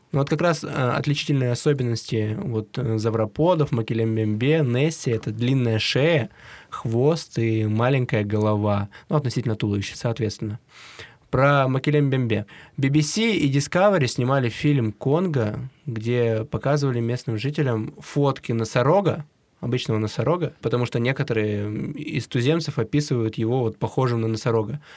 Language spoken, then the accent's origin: Russian; Siberia, Russia; Мы из Сибири